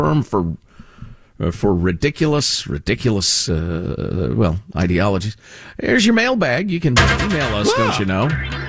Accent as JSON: {"language": "English", "region": "Illinois", "country": "United States", "tie": "born or raised there", "said": "And I grew up in Illinois."}